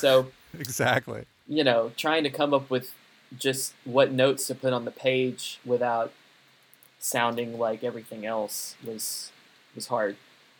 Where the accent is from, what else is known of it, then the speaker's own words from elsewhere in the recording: United States; I'm an American composer